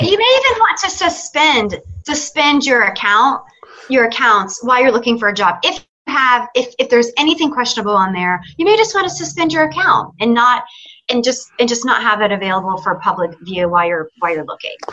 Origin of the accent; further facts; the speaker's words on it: Atlanta, Georgia, United States; I am from Atlanta, but I'm visiting you from Nashville.